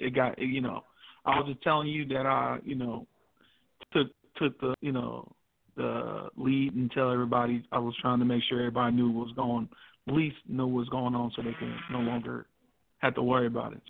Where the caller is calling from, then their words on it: California, United States; This is … in the Bay.